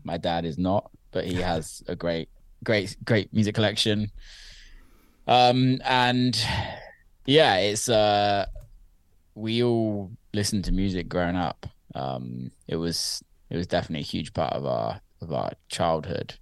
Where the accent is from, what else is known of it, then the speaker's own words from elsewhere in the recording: Somerset, South West England, United Kingdom; I grew up in around the county of Somerset in the U K, which I always say I'm from Bristol 'cause it's just easier to explain that to people that aren't from the U K.